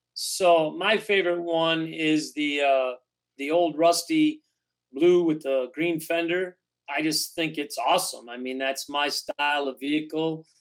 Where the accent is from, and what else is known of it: Detroit, Michigan, United States; born or raised there